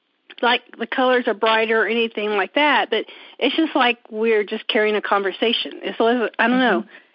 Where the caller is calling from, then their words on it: Indiana, United States; I'm calling from Indiana.